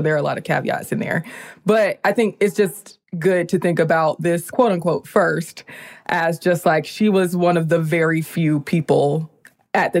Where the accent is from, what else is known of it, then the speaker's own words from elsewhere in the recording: Columbia, South Carolina, United States; I'm from South Carolina, Columbia specifically